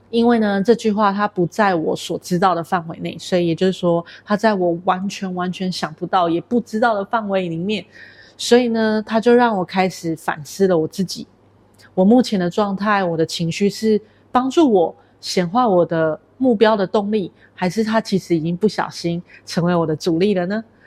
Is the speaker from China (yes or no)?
no; Taiwan; now in Kuala Lumpur, Malaysia; 我来自于台湾，目前居住在吉隆坡